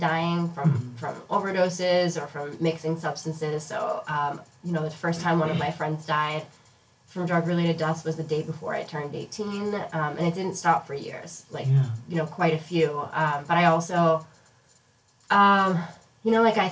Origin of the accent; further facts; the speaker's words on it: Boston, Massachusetts, United States; I grew up here around Boston, a little north of Boston